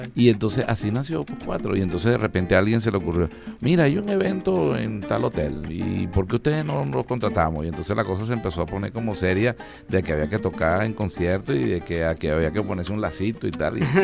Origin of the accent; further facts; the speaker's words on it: Margarita, Nueva Esparta, Venezuela; also born or lived in Cabimas, Zulia, Venezuela; como a las 6, 5 años, sí me fui a Margarita